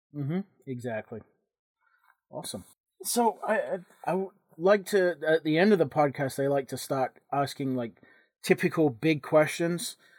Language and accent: English; England, United Kingdom; moved away; when I was growing up in England